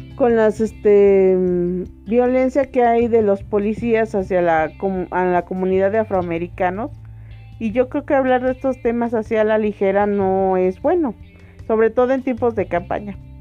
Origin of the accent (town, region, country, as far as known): Mexico